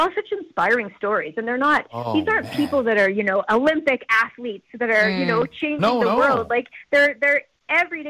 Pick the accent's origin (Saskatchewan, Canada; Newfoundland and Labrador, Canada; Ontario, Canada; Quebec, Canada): Saskatchewan, Canada; I'm born and raised in Saskatchewan and our production company is based here